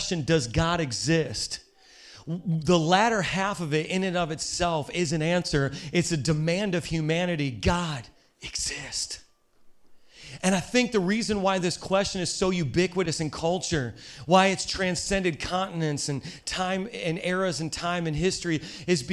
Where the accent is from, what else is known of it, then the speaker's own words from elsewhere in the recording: Hammond, Indiana, United States; I was raised in Hammond, Indiana